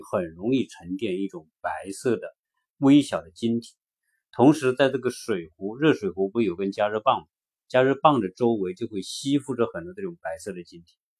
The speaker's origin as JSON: {"language": "Chinese", "country": "China", "moved": "yes", "lives_now": "United States", "said": "作为中国人来说"}